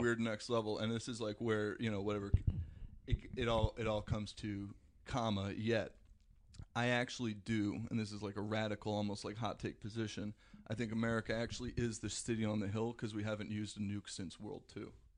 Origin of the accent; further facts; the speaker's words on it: Paramus, New Jersey, United States; also born or lived in Manhattan, New York; Got a small uh, small house in Paramus, New Jersey, which was where I ended up growing up